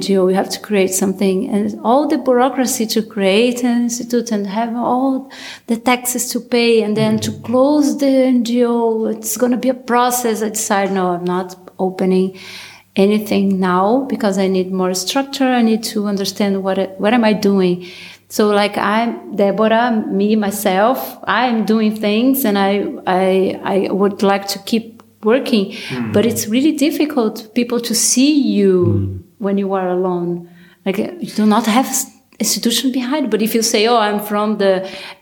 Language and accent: English; Brazil; moved away as an adult; now in United Kingdom; I'm from Brazil, and I'm doing master's in economics for transition at Schumacher College in UK